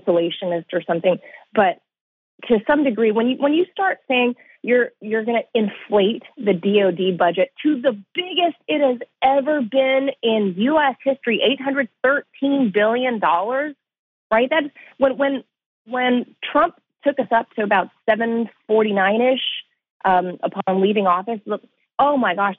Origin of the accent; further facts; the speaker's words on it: California, United States; tent cities everywhere across my hometown.